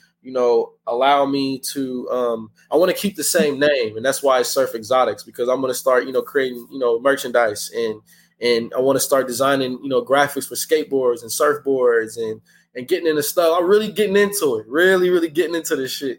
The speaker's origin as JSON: {"language": "English", "town": "Hayward", "region": "California", "country": "United States", "tie": "born or raised there", "said": "Growing up, I'm from Hayward, from South Hayward, I'm from the Bay Area"}